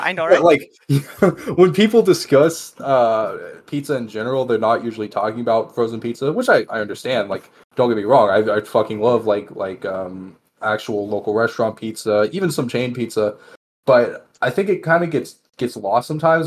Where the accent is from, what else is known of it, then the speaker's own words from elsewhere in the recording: Texas, United States; now in Las Vegas, United States; I'm from Texas originally and now live in Las Vegas.